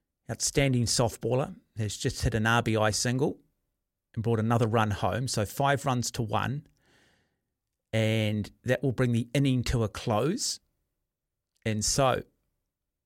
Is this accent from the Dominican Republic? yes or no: no; Auckland, New Zealand; I grew up in Mount Albert